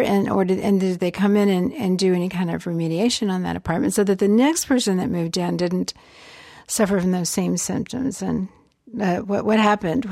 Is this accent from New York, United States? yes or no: no; Georgia, United States; growing up in Georgia